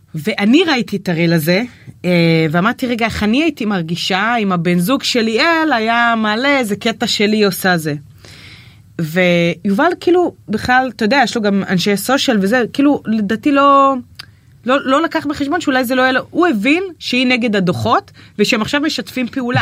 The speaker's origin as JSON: {"language": "Hebrew", "town": "Nahariya", "region": "Northern District", "country": "Israel", "moved": "yes", "lives_now": "Tel Aviv, Israel", "said": "אני מנהריה, מהפריפריה"}